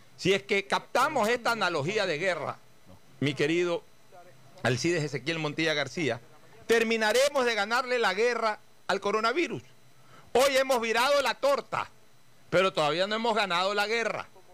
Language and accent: Spanish; Guayaquil, Guayas, Ecuador; Como carceleros que somos cada uno de los guayaquileños